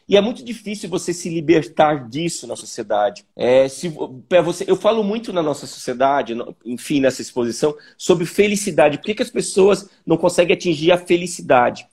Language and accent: Portuguese; Joinville, Santa Catarina, Brazil; eu sou de Joinville, né? É, eu nasci em Joinville, em Santa Catarina